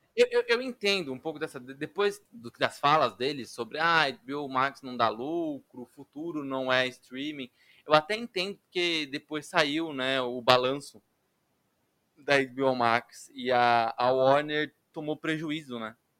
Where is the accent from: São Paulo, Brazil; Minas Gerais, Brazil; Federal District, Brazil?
São Paulo, Brazil; Brasilândia; minha família mora em periferia, a gente é da Brasilândia